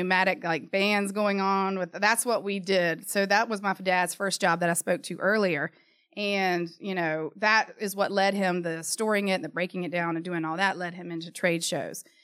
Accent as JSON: {"language": "English", "town": "Charlotte", "region": "North Carolina", "country": "United States", "tie": "born or raised there", "said": "Born and raised in Charlotte, parents born and raised in Charlotte"}